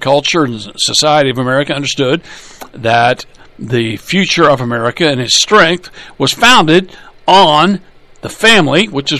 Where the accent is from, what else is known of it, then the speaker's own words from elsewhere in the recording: Minnesota, United States; My home state, for example, Minnesota, is close to enshrining abortion rights in the state law.